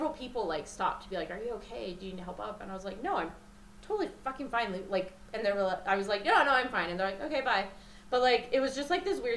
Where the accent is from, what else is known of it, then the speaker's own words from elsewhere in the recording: the West, United States; also born or lived in New Mexico / Illinois / Nevada / Louisiana; now in Colorado, United States; I grew up in the West